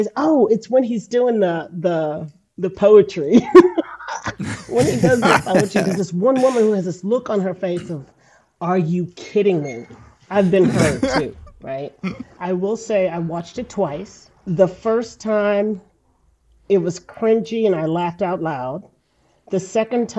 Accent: Houston, Texas, United States; I'm a native Houstonian.

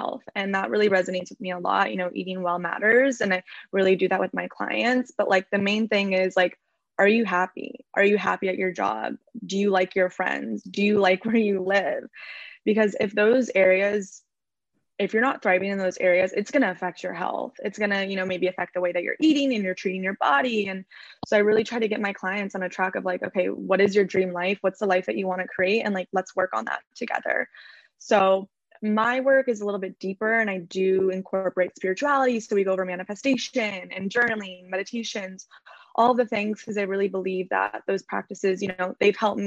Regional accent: Orange County, California, United States; now in Los Angeles, United States; I grew up in Orange County in California. I'm currently living

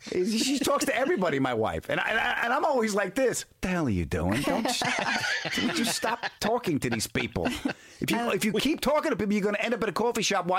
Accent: New York, United States; the dysfunction of what I grew up in. You know, 8 million people on a 26-mile island in New York.

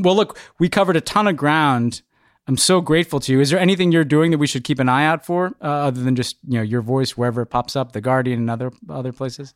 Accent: United States; as an American

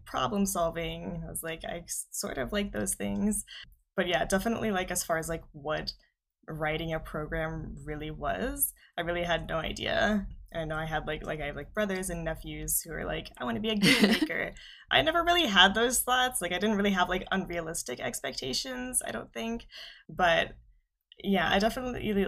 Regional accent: Southern Ohio, United States; I'm from Southern Ohio, so I went to a small high school in Southern Ohio.

